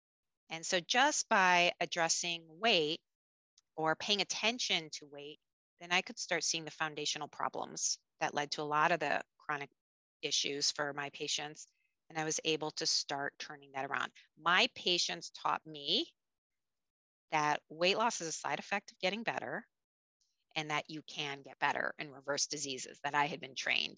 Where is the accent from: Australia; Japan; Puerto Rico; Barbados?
Japan; basically I grew up in a bicultural family and attended international schools growing up in Japan.